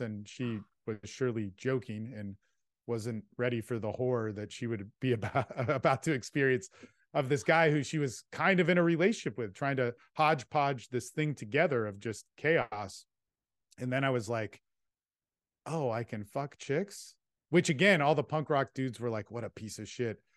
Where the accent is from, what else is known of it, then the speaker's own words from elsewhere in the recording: California, United States; moved away; also born or lived in Texas; I was this kid from California that had good parents